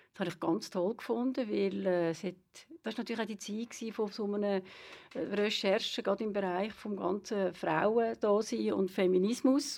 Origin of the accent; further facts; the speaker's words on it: Lenzburg, Aargau, Switzerland; moved away as an adult; also born or lived in Solothurn; now in Zurich, Switzerland; ich bin eine Aargauerin. Ich bin eine Lenzburgerin und bin hier aufgewachsen und bin dann aber äh, kurz vor 20 äh, Richtung Zürich gezogen.